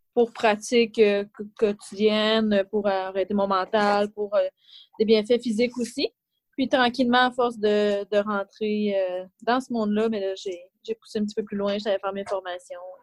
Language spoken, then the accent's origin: French; Trois-Rivières, Quebec, Canada; moved away as an adult; also born or lived in Montreal; quand je suis revenue euh, à Trois-Rivières, parce que je viens de Trois-Rivières